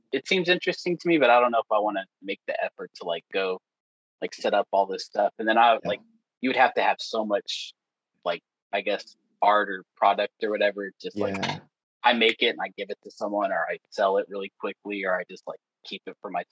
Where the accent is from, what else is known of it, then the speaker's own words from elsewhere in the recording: Texas, United States; now in Ohio, United States; I'm from Texas